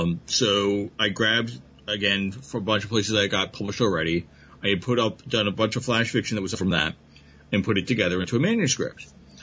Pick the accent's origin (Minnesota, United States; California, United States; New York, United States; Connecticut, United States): New York, United States; I'm from New York.